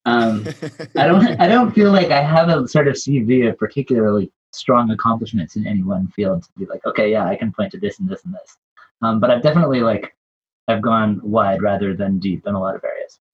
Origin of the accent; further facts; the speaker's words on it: Vermont, United States; I live on the farm, the sheep farm where I grew up in Vermont